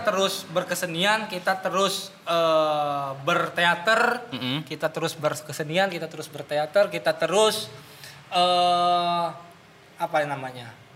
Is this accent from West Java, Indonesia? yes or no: no; Banten, Indonesia; kita sebagai masyarakat Banten atau sebagai orang Sunda